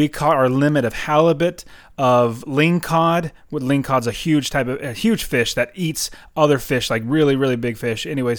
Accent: Fresno, California, United States; now in Phoenix, United States; I'm from Fresno, California, as you know, and yeah. I currently live in Phoenix.

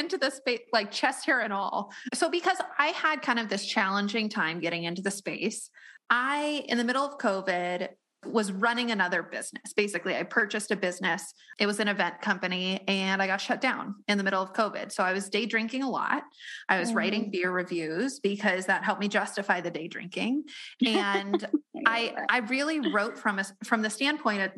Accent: Colorado, United States; … and I grew up in Colorado

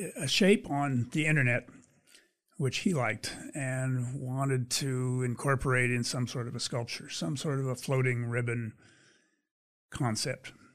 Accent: Pennsylvania, United States; moved away as an adult; also born or lived in California; I grew up in Pennsylvania.

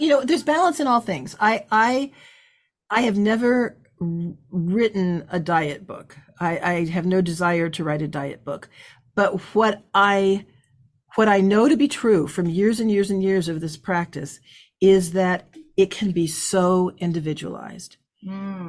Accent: California, United States; moved away as an adult; also born or lived in Midwest; I'm from California. I'm a psychobiology major.

